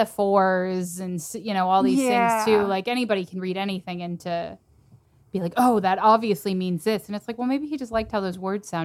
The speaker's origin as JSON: {"language": "English", "region": "Texas", "country": "United States", "said": "I'm from Texas"}